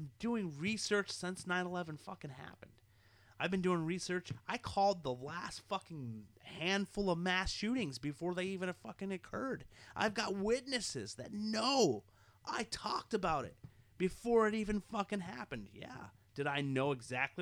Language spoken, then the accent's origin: English; United States